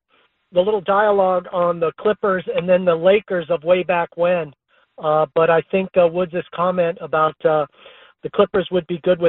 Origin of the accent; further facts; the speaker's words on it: Texas Panhandle, United States; I grew up in the Texas Panhandle, just inside the New Mexico border.